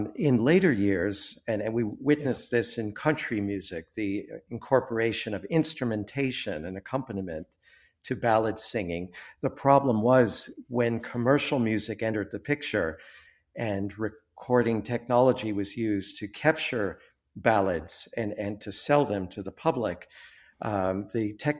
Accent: Chevy Chase, Maryland, United States; That's right. I grew up in Chevy Chase, Maryland, which is an interesting coincidence here.

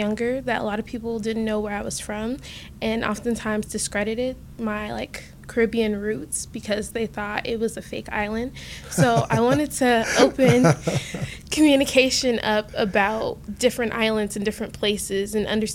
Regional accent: Miami, Florida, United States; moved away as an adult; also born or lived in Antigua; now in Chicago, United States; I grew up in Miami, Florida, and I've been living there for almost 20 years of my life

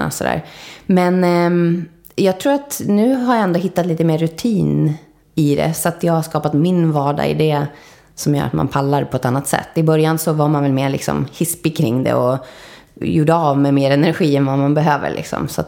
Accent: Spain; Jag växte upp i Spanien till stor del. Och höll på med teater. Gjorde ett år i England på en teaterinriktad skola och sådär.

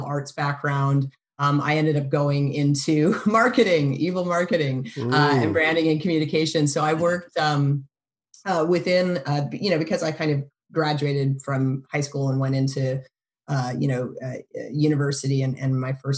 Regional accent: Canada; moved away as an adult; also born or lived in Boston, United States; now in United States; I was born in Boston, but I really spent most of my life in Canada. I grew up in Canada.

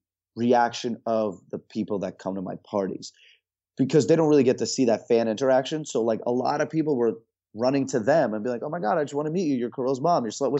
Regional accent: Russia; born there; I was born in Russia. My parents are obviously from Russia. Not a very easy country to be from. It's a very, you know, it's a hard place.

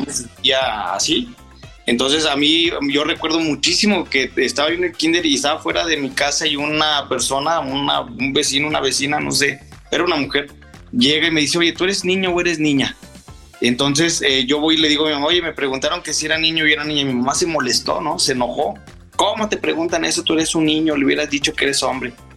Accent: Saltillo, Coahuila, Mexico; moved away as an adult; now in Aguascalientes, Mexico; yo soy originaria de Saltillo, Coahuila, tengo 12 años viviendo en Aguascalientes

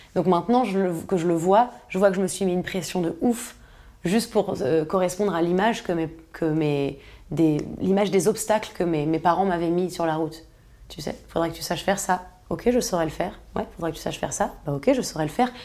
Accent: Paris, Île-de-France, France; je suis née à Paris. J'étais dans une ZEP

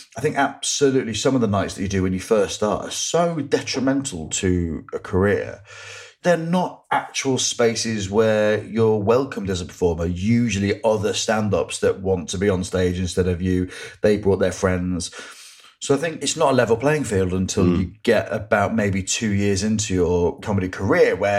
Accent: Grimsby, Yorkshire and the Humber, United Kingdom; growing up in Grimsby

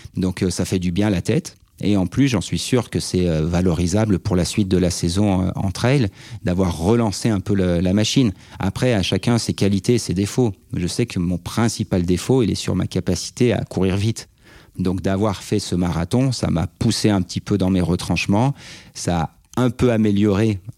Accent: Savoie, Auvergne-Rhône-Alpes, France; je suis un Savoyard de 42 ans

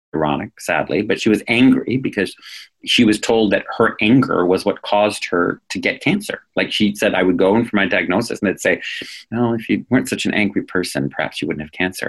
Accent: New England, United States; I come from New England.

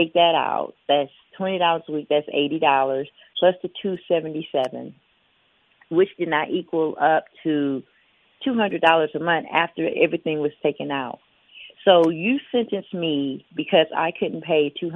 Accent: Biloxi, Mississippi, United States; I'm from Biloxi, Mississippi, which is about 2.5-3 hours away

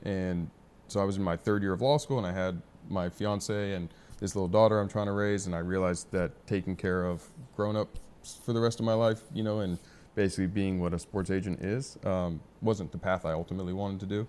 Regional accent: San Diego, California, United States; also born or lived in Arizona; San Diego, Scripps Ranch for, uh, high school. And family's been here, been here born and raised

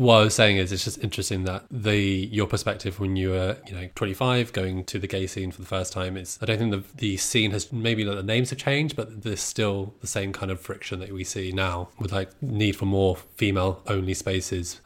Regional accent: Brighton, South East England, United Kingdom; I grew up in Brighton

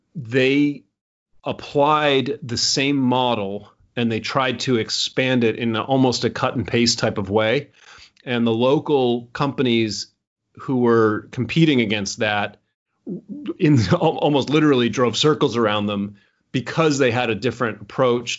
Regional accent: United States; I'm American. I was born in America.

